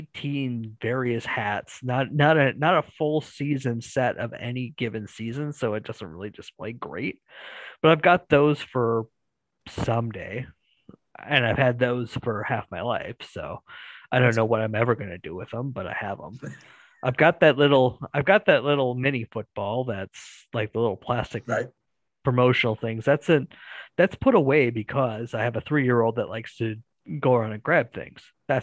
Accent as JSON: {"language": "English", "region": "Wisconsin", "country": "United States", "tie": "born or raised there", "said": "Yes, from time to time."}